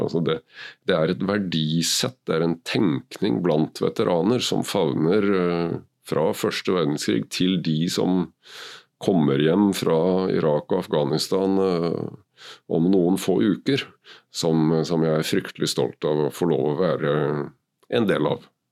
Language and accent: Norwegian; Kragerø, Telemark, Norway; født og oppvokst i Kragerø med trebåter og seiling